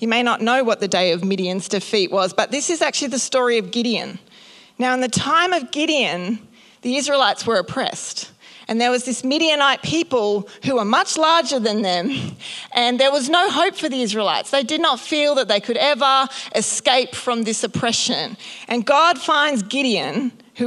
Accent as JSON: {"language": "English", "region": "North Queensland", "country": "Australia", "tie": "born or raised there", "said": "I grew up in North Queensland, so I've had the blessing of going to the Great Barrier Reef many times"}